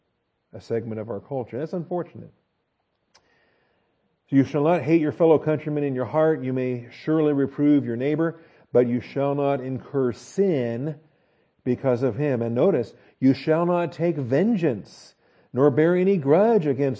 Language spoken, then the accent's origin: English; United States; we're all American